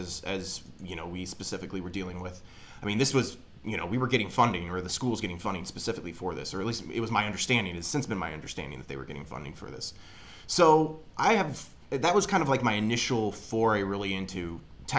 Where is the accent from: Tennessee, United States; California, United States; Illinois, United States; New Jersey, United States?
Illinois, United States; Springfield; I'm originally from Springfield, Illinois.